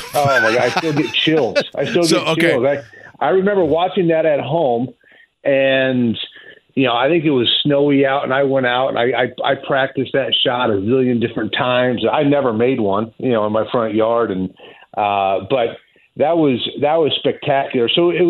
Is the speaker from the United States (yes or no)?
yes; Illinois, United States; So I grew up around Illinois basketball.